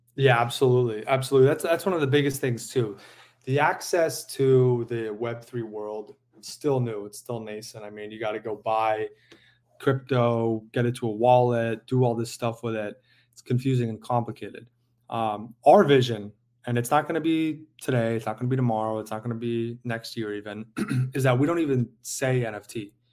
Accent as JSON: {"language": "English", "town": "San Diego", "region": "California", "country": "United States", "tie": "born or raised there", "moved": "yes", "said": "I grew up in San Diego"}